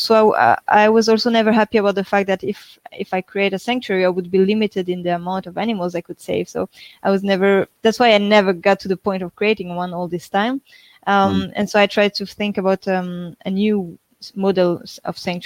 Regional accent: France; moved away; we are from France, so we were living in France at this time

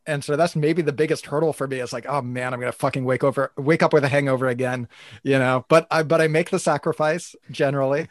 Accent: United States; moved away; I'm from the U S, I'm not Canadian

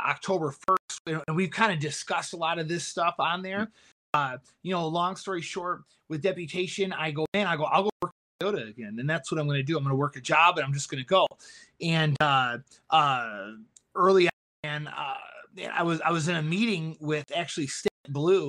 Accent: Michigan, United States; moved away as an adult; now in Boston, United States; I'm from Michigan

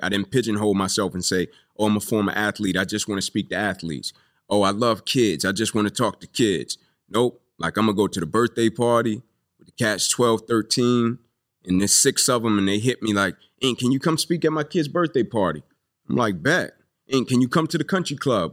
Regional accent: Atlanta, Georgia, United States; I grew up here in Atlanta. Uh, Kirkwood

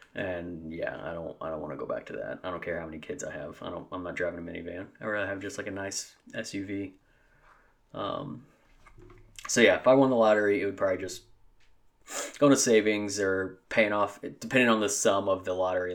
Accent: Southeast Missouri, United States; I grew up in Southeast Missouri and a small town, a very, very small town. Um, I've always lived in Missouri

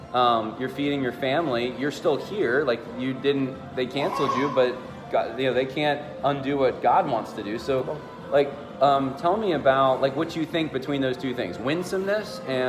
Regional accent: California, United States; born there; I was born in Southern California.

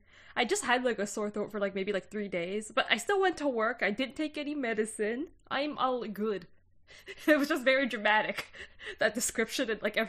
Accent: Canada; as a Canadian

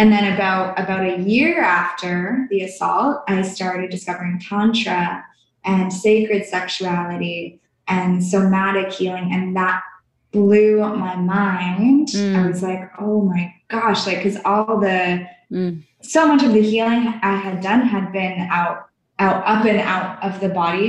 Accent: Canada; I'm from Canada

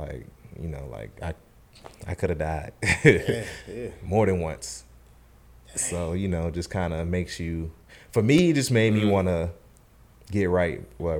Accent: the South, United States; And it definitely was hard for me to transition because, you know, I'm from the South.

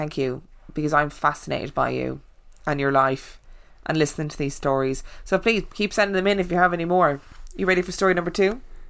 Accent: United States; Side note, I'm American, but my girlfriend is from Dunfermline.

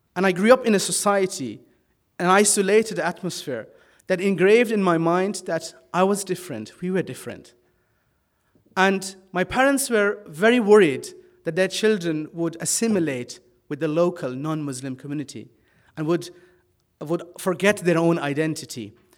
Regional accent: Netherlands; moved away as an adult; now in Ireland; I was brought up in Holland from the age of two. My parents were Pakistani immigrants

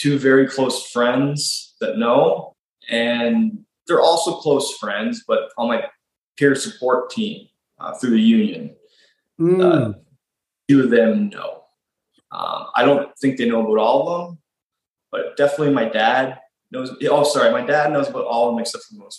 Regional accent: Nova Scotia, Canada; moved away as an adult; also born or lived in Ontario; I grew up out in Nova Scotia, and then I moved to Ontario for school when I was 18.

